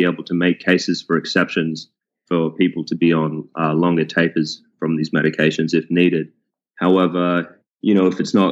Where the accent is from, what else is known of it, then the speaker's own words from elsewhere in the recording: Sydney, New South Wales, Australia; moved away as an adult; also born or lived in Queensland; now in Houston, United States; I grew up in Sydney, Australia, and I went to the University of Queensland